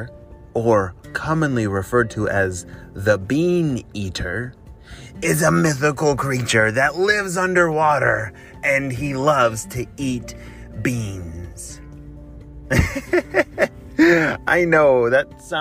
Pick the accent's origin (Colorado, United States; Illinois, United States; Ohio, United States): Illinois, United States; Chicago; my hometown in Chicago